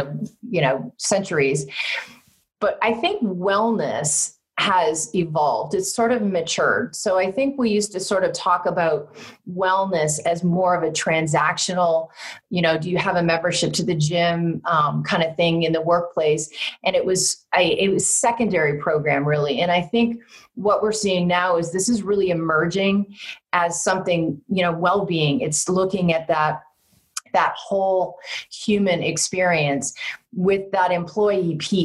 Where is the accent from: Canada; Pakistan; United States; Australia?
Canada; moved away; Growing up in Canada